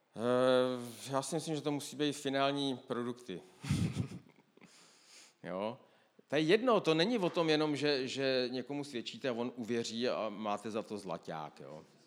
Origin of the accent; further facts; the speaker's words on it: Moravia, Czechia; já jsem z Moravy